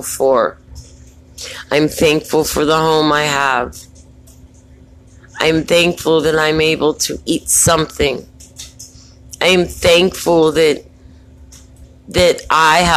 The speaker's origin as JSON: {"language": "English", "town": "Baltimore", "region": "Maryland", "country": "United States", "said": "I'm from Baltimore, so, you know, I don't know if people know, but we have a high murder rate"}